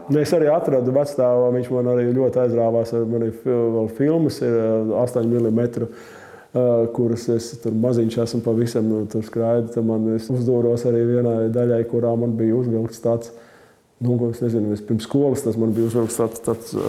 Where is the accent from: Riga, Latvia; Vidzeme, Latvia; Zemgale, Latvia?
Riga, Latvia; Es uzaugu faktiski Maskavas Forštatē, kad vēl Čangraks nebija īsti uzbūvēts pirmos sešus vai septiņus gadus. Tad nojauca mums to māju uz Maskavas ielas un tad iedeva dzīvokli tur Čangragā vēl dziļāk.